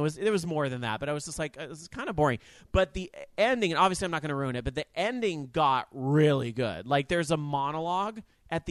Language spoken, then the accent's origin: English; Sacramento, California, United States; my hometown, SAC